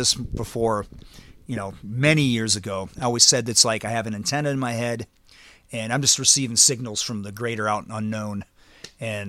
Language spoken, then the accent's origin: English; Chicago, Illinois, United States; also born or lived in Louisville; being Chicagoan